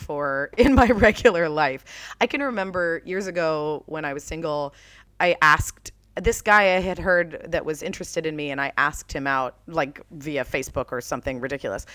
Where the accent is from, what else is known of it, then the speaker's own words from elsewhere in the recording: Jacksonville, Florida, United States; moved away as an adult; also born or lived in New York; where I grew up in Jacksonville, Florida